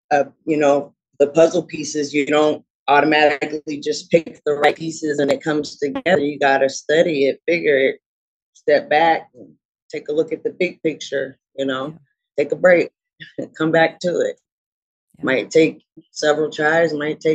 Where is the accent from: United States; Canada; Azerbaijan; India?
United States; Portland; I'm born and raised in Portland